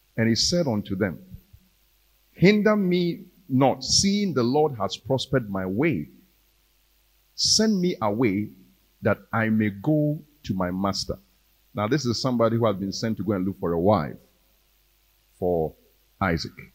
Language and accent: English; Ghana; We are Ghanaian Christians